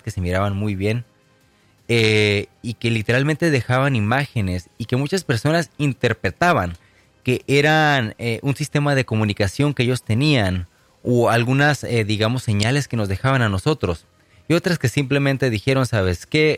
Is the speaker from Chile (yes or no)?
no; Tecate, Baja California, Mexico; en mi natal pueblo de Tecate, Baja California